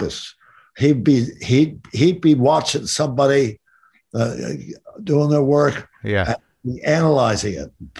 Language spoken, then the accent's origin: English; Stamford, Connecticut, United States; moved away as an adult; also born or lived in New York / Los Angeles; I was born in Stamford, Connecticut. And my folks always had an apartment in New York. So I was constantly going back and forth.